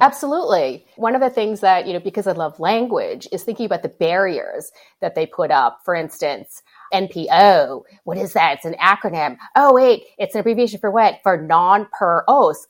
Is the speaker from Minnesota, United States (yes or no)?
yes; Hibbing, Minnesota, United States; I grew up in Hibbing